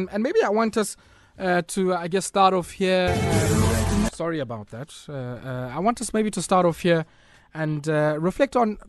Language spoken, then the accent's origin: English; South Africa; I speak to you as a South African compatriot, as a woman